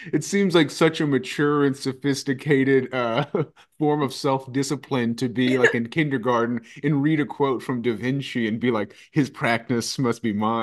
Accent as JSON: {"language": "English", "town": "Roanoke", "region": "Virginia", "country": "United States", "tie": "born or raised there", "also_born_or_lived": "Radford, Virginia", "said": "I grew up here in Roanoke, Virginia."}